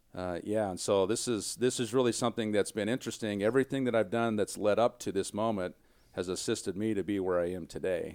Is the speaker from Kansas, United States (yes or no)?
yes; small town Kansas, United States; moved away; I'm a boy from small town Kansas. I mean, my hometown is nine hundred people